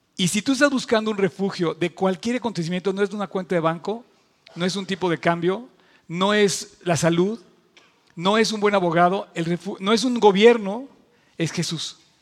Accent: Mexico

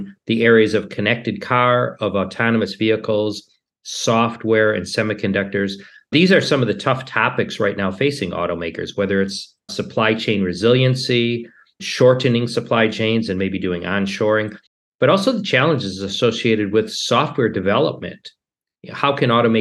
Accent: Detroit, Michigan, United States; also born or lived in Turin, Italy; I grew up in the Detroit area

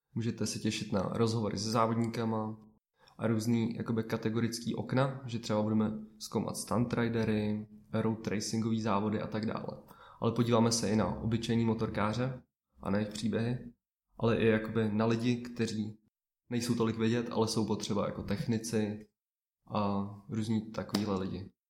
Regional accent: Vysočina Region, Czechia; jsem z Vysočiny

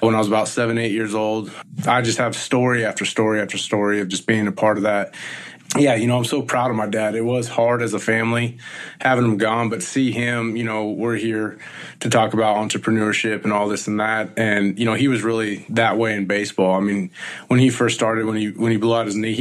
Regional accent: Visalia, California, United States; born and raised in Central Valley, California, in Visalia, in Tulare County

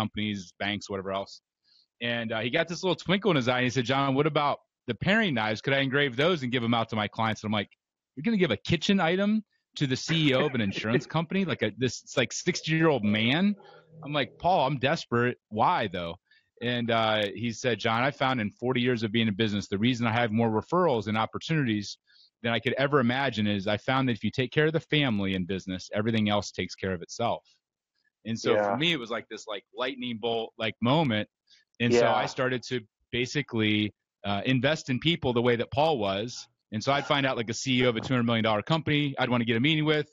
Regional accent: Ohio, United States; I grew up in Ohio

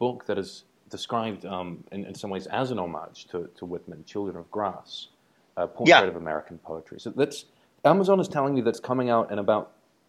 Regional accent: New Zealand; I grew up in New Zealand, so a long way from America

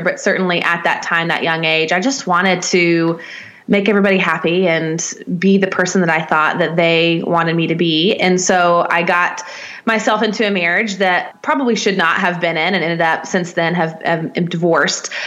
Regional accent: Nashville, Tennessee, United States; I'm from Nashville, Tennessee, in the states, in the in the deep mm. South

